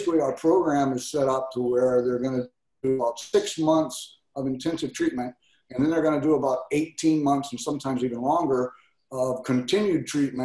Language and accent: English; Texas, United States; moved away as an adult; now in Hawaii, United States; my home state of Texas